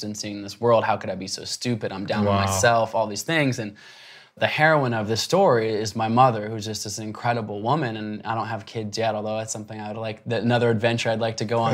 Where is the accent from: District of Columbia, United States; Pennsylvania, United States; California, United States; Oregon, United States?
Oregon, United States; Portland; I grew up in Portland, Oregon